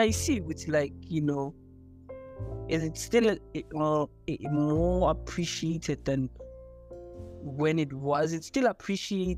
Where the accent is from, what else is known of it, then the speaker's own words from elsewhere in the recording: Johannesburg, Gauteng, South Africa; growing up in Joburg